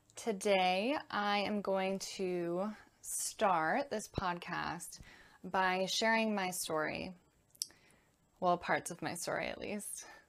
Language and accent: English; Connecticut, United States; I was born and raised in Connecticut in the U S